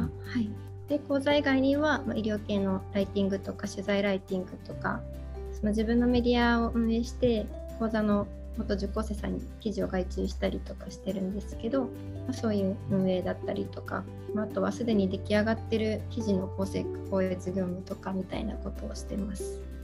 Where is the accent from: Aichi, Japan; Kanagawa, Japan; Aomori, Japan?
Aichi, Japan; also born or lived in Okinawa / Hokkaido; 地元が愛知なんです